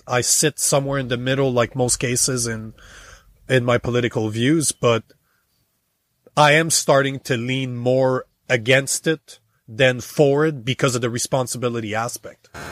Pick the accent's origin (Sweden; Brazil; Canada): Canada; moved away as an adult; now in United States; as a Canadian for thirty-five years